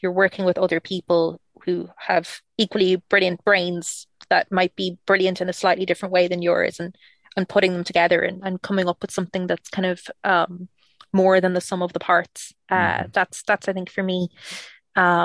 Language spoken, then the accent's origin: English; Ireland; I'm Irish